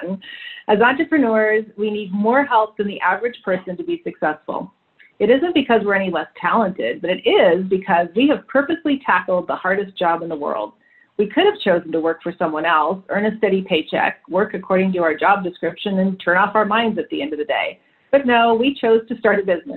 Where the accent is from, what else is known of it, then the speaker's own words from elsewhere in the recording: Canada; moved away; also born or lived in London; I'm Canadian by birth